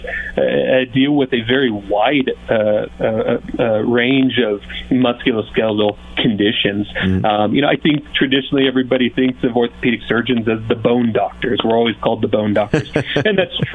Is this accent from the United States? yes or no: yes; Kansas, United States; moved away as an adult; now in Montrose, United States; I was born and raised in Kansas, just small town Kansas, kind of the central portion of the state.